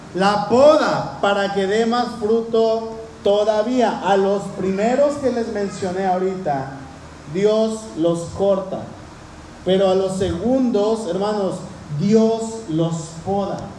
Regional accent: Cuernavaca, Morelos, Mexico; allá en el pueblo donde crecí, en Cuernavaca

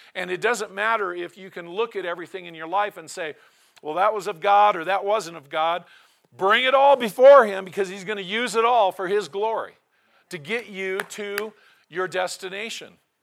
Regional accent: Portland, Oregon, United States; also born or lived in Tillamook, Oregon; now in Cody, United States; I was born in Portland, my family resided in Tillamook

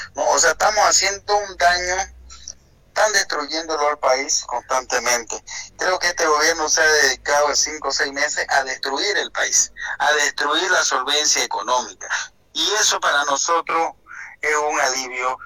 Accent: Bolivia; como boliviano que se me solidarizo

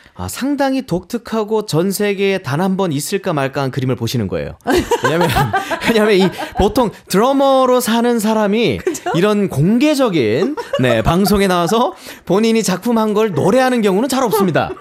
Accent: Daegu, South Korea; moved away as an adult; now in Seoul, South Korea; 제가 고향이 대구라는 곳인데

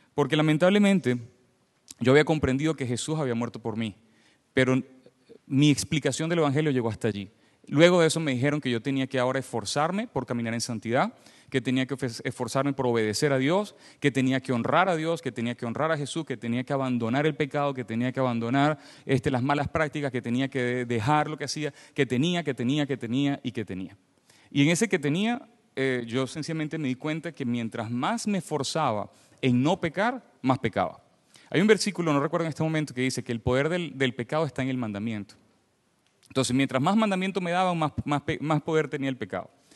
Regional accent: Venezuela; accent: Venezuelan; moved away as an adult; now in Canada; soy venezolano, se me escucha en el acento. Eh, tengo nueve años viviendo en Canadá, pero hasta los 29 años viví en, Venezuela.

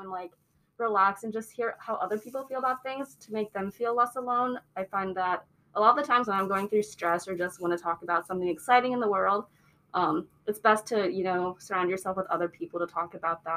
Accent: Fort Thomas, Kentucky, United States; moved away as an adult; now in Cincinnati, United States; I'm originally from Fort Thomas, Kentucky, which is about 10 minutes away from Cincinnati.

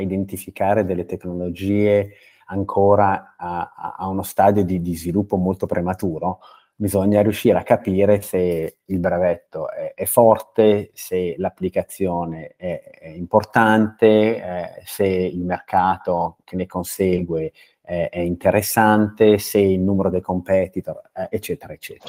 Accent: Brianza, Lombardy, Italy; moved away as an adult; io sono Brianzolo eh, di, di, di, nascita eh, e, e ci ho vissuto fino ai 24 anni

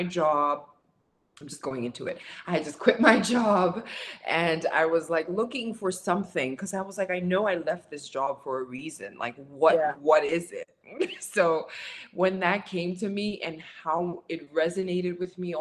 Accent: Windhoek, Khomas, Namibia; moved away; I'm from Windhoek, Namibia

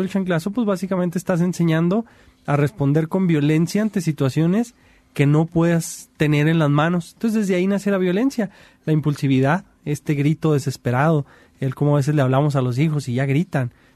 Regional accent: Mexico; como mexicanos

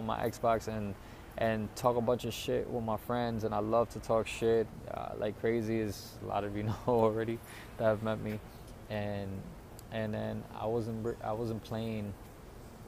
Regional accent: New York City, New York, United States; I moved back to New York City, back to my hometown

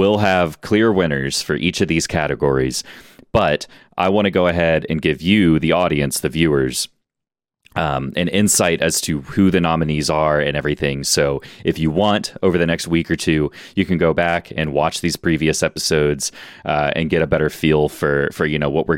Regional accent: Houston, Texas, United States; we're all from Houston

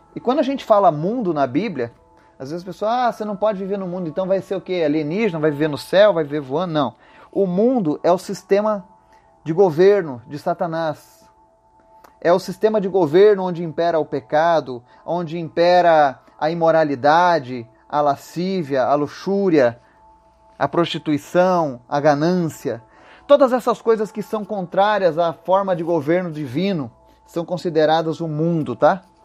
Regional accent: Brazil; nós que somos brasileiros

